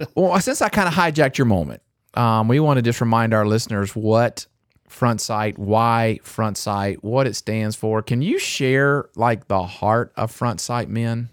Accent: North Carolina, United States; I grew up in North Carolina

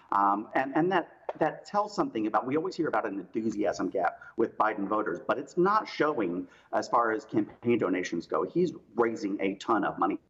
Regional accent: South Carolina, United States; I grew up in South Carolina.

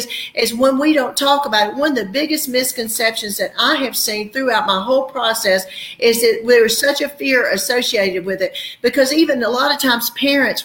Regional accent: the South, United States; we're from the South, we're the Bible Belt

